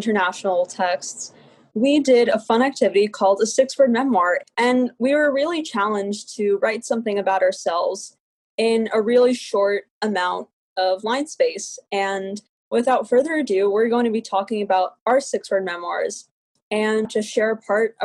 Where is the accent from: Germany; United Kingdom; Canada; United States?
United States; New York City, New York; also born or lived in Staten Island; I am from New York City, New York, and I don't actually live in New York City. I live in Staten Island